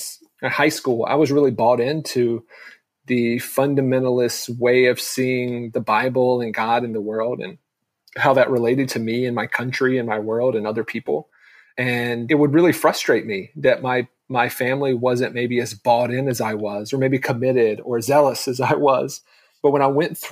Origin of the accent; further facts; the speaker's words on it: North Carolina, United States; I'm from North Carolina, born and raised. I grew up in a very, very small town